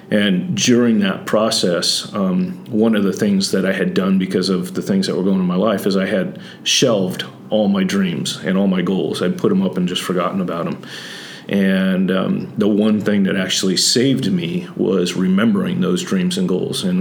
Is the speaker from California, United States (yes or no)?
yes; Santa Barbara, California, United States; also born or lived in Texas / Oklahoma / Kansas / Missouri; I'm originally from Southern California, Santa Barbara, born and raised there, but I bounced around quite a bit.